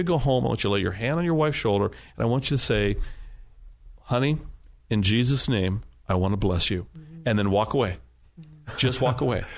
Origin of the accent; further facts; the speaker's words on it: United States; I'm an American